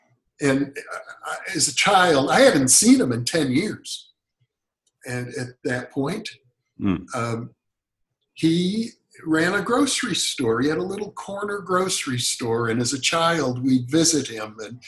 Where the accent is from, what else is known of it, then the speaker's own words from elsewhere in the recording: Midwest, United States; growing up in the United States in the Midwest in the 1950s